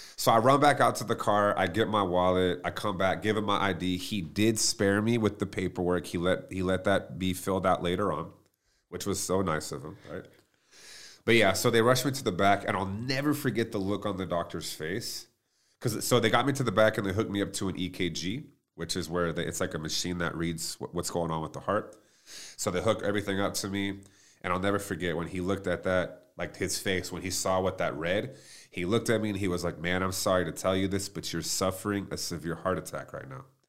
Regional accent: Plano, Texas, United States; growing up, I mean, I'm from Plano, Texas

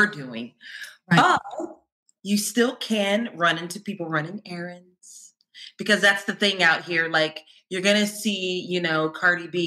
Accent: Columbus, Ohio, United States; moved away as an adult; also born or lived in Milwaukee, Wisconsin; now in Los Angeles, United States; I moved there for college. I went to MSOE. But before that, I was born and raised in Ohio, in Columbus.

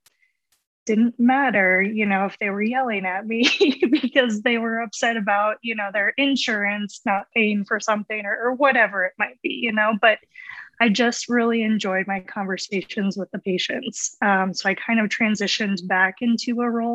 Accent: central Iowa, United States; moved away as an adult; also born or lived in Los Angeles / Dallas; I grew up in Iowa, like central Iowa

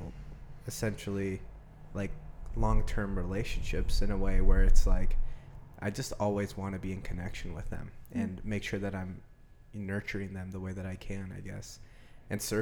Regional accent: Medford, Oregon, United States; I grew up in Medford, Oregon, been here my whole life.

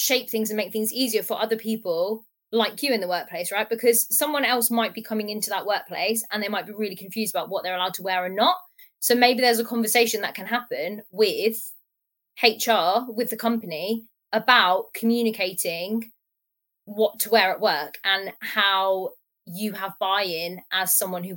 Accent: Portsmouth, South East England, United Kingdom; I'm from Portsmouth

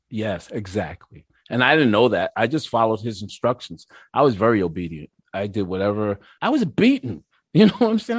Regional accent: Mount Vernon, New York, United States; also born or lived in White Plains, New York; now in Peekskill, United States; I was raised in Mount Vernon, New York.

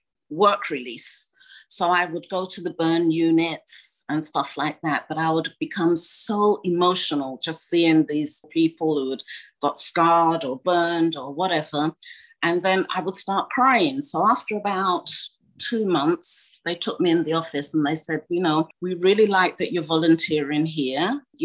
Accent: Ghana; you know, being a Ghanaian makeup, of course, my mother was horrified.

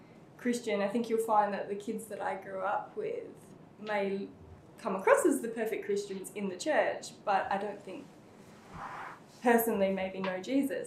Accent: Perth, Western Australia, Australia; I was born here in Perth

